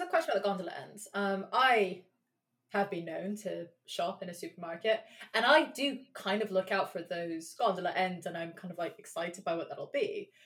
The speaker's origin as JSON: {"language": "English", "region": "London", "country": "United Kingdom", "tie": "born or raised there", "said": "I grew up in London"}